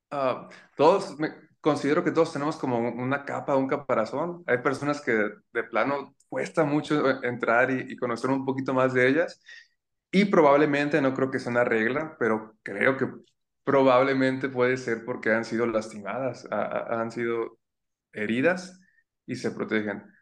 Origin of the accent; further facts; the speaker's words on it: Zamora, Michoacán, Mexico; tengo 28 años, ah, soy nacido en Zamora, mi familia no es de aquí, mi mamá es de Chiapas, mi papá es de un pueblito que se llama Paracho, de las guitarras, y yo fui el primero que nació aquí en Zamora.